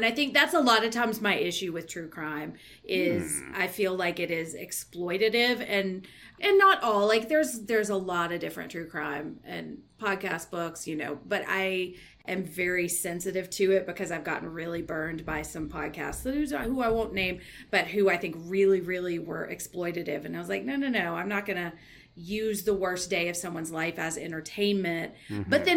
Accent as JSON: {"language": "English", "region": "the South", "country": "United States", "tie": "born or raised there", "said": "I grew up in the South"}